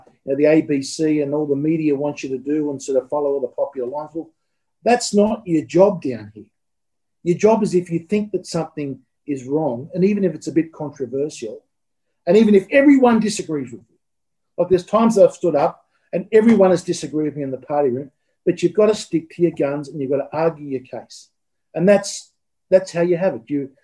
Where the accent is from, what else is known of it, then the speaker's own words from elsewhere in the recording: Sydney, New South Wales, Australia; I grew up in Peakhurst, a bit of a middle-class suburb down in the south of Sydney.